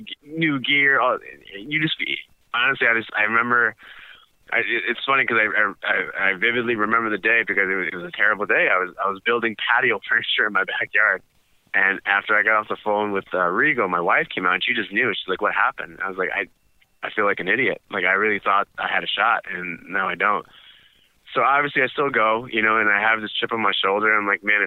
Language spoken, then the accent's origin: English; United States; I was born here in the States